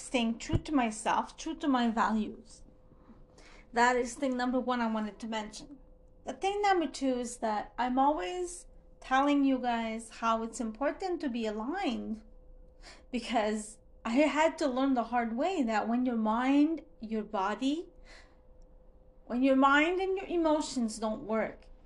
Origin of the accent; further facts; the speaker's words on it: Montreal, Quebec, Canada; first language French; English is a second language; I'm Francophone. I'm from Montreal, Canada